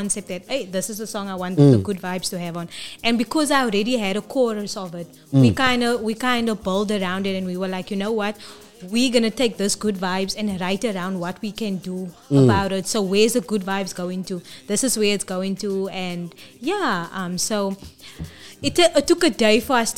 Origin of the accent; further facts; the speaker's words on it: Cape Town, Western Cape, South Africa; I've been there my whole life. The church people, everybody literally knows who I am. So I'm proud to say I'm from Bishop Lavis